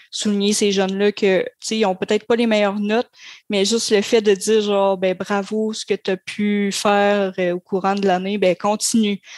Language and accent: French; Grande-Vallée, Quebec, Canada; je suis originaire de Grande-Vallée